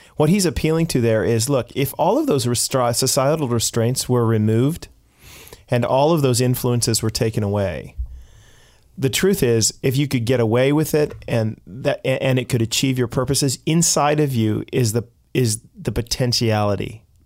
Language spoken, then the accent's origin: English; United States; now in Canada; I'm American, say, half Canadian